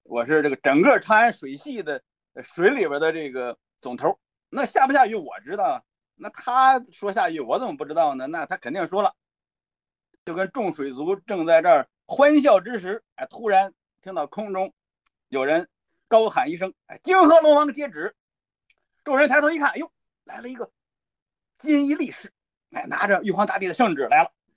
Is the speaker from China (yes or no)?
yes; China; 我们中国人